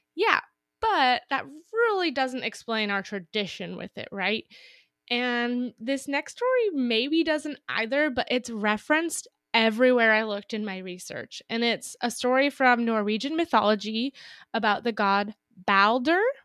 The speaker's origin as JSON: {"language": "English", "town": "Napa", "region": "California", "country": "United States", "said": "I'm from Napa, so it's close to Russian River"}